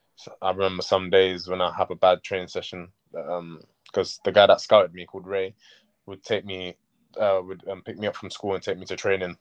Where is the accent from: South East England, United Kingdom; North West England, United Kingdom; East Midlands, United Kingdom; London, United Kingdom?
London, United Kingdom; also born or lived in Sierra Leone; it was where I grew up. I grew up in Gypsy Hill near Crystal yeah. Palace